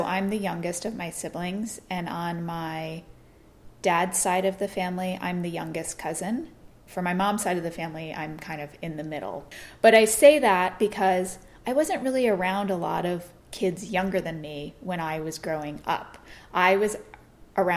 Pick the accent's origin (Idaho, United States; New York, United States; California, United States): New York, United States; moved away; also born or lived in Florida; where we grew up in New York